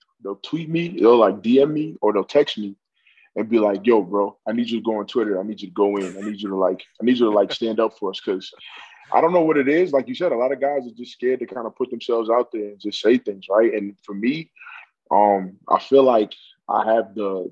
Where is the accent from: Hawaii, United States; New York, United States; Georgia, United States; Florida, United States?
New York, United States; New York City; moved away as an adult; now in Canada; I'm from New York City, so I grew up in a place where people are not scared to tell you about themselves